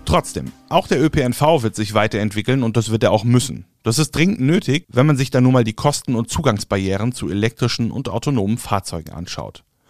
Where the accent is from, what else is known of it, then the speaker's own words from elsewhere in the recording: Germany; bei uns in Deutschland